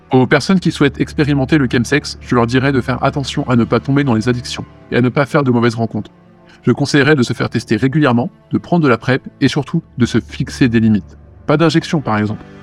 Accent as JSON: {"language": "French", "town": "Lyon", "region": "Auvergne-Rhône-Alpes", "country": "France", "tie": "born or raised there", "said": "je suis originaire de Lyon, je vais avoir 24 ans bientôt."}